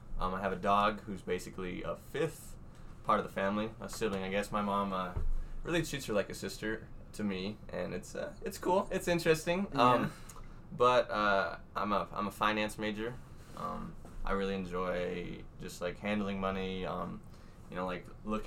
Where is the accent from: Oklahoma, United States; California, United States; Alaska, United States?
Oklahoma, United States; now in Wyoming, United States; I was from Oklahoma